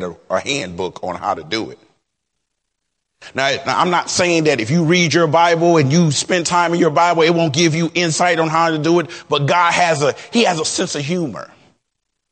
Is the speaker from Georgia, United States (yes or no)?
no; Detroit, Michigan, United States; I'm from Detroit